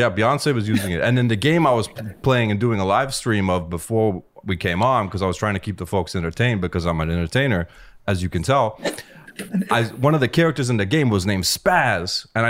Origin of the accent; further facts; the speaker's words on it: East Coast, United States; Nah, I grew up on the East Coast.